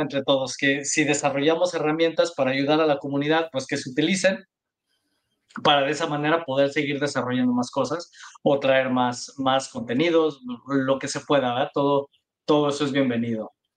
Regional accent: Mexico; los tres somos mexicanos

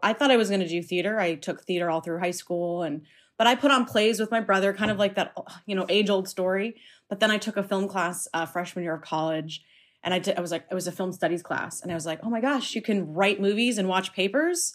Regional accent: United States; growing up in America

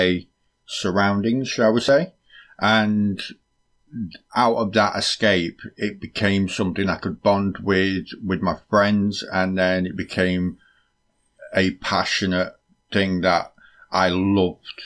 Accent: United Kingdom; we are British

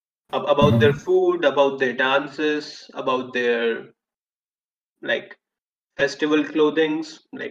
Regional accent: India; I'm from India

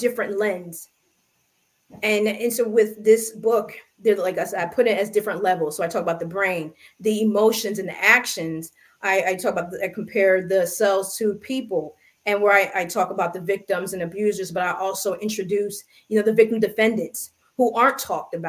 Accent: United States; I am American, I'm African-American

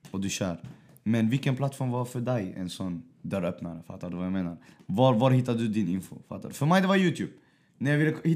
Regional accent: Västerås, Västmanland, Sweden

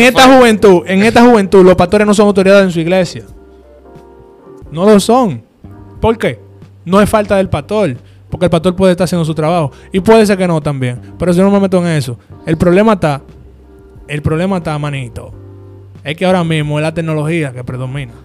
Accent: Dominican Republic; Somos dominicanos.

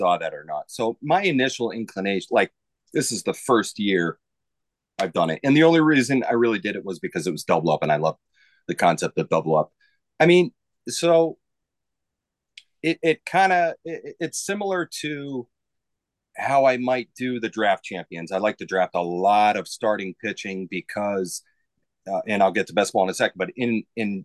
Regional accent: Massachusetts, United States; I'm from Massachusetts.

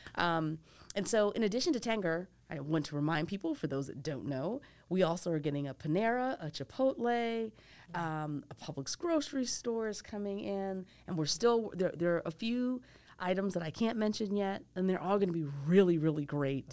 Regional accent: Philadelphia, Pennsylvania, United States; moved away as an adult; also born or lived in Michigan / Massachusetts / New York; now in Nashville, United States; I grew up outside of Philadelphia

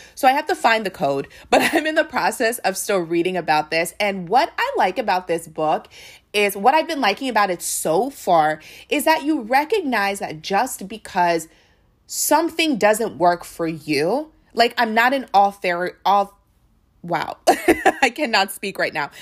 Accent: United States; we are Nigerian, but they knew that we were from America, that we were not as connected with our Nigerian roots

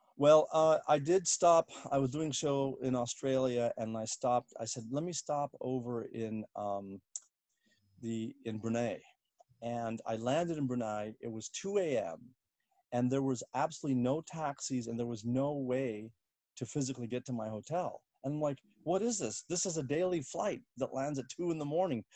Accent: Washington, District of Columbia, United States; moved away as an adult; also born or lived in Bloomington, Indiana / Southern California / Northern California; now in New York, United States; I was born in Bloomington, Indiana, but grew up mostly in uh, the Washington D.C. area

